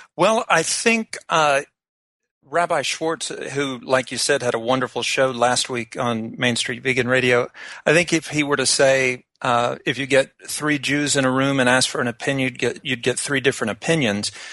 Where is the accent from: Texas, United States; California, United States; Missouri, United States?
Texas, United States; Fort Worth; moved away; now that I've moved from um, my hometown of Fort Worth